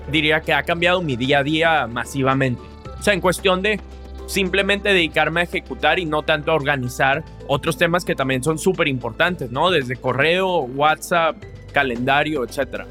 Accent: Monterrey, Nuevo León, Mexico; yo crecí aquí en Monterrey

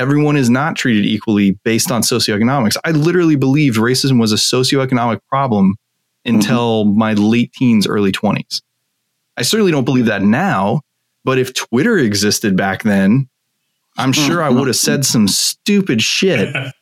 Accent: Tucson, Arizona, United States; I grew up in Tucson, Arizona, very a couple hundred miles from the Mexican border

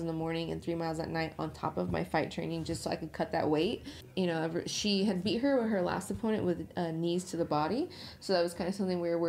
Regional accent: Utah, United States; moved away; that's my hometown, that's my home state

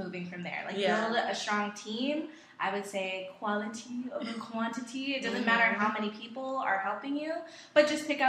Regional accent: Georgia, United States; moved away as an adult; also born or lived in Queens, New York; now in New York, United States; I was born in Queens, New York, but I was raised in Georgia.

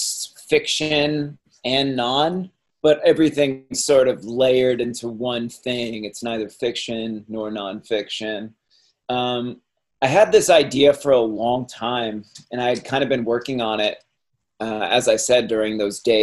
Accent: Cape Cod, Massachusetts, United States; I grew up in Cape Cod

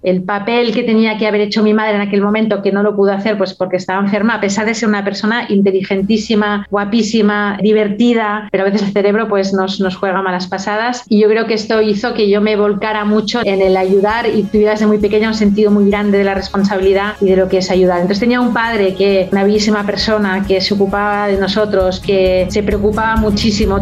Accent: Barcelona, Catalonia, Spain; moved away as an adult; also born or lived in France; Yo nací en Barcelona, soy de Barcelona

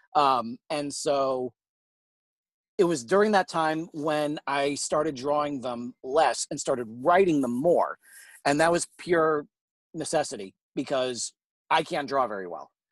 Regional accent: New York, United States; now in St. Louis, United States; I am originally from New York, but I'm uh, currently based out of uh, St. Louis, Missouri

